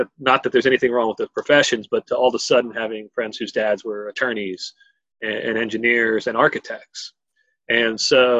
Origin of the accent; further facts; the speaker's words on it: Columbus, Ohio, United States; So I grew up here in Columbus, east side of Columbus, refugee in No Bixby by Independence High School, if you guys are familiar with the area. And it's a, you know, it's a very interesting neighborhood.